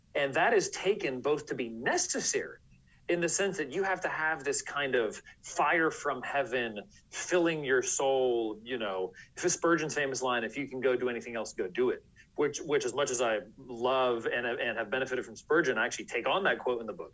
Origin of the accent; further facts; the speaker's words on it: San Francisco Bay Area, California, United States; now in Washington, D.C., United States; I grew up in the San Francisco Bay Area in California.